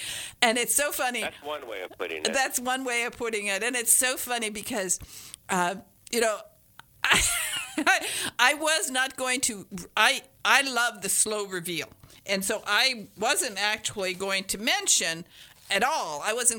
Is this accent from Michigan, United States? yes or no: yes; Upper Peninsula, Michigan, United States; I'm a Michigander. I'm from the Upper Peninsula. I'm a Youper.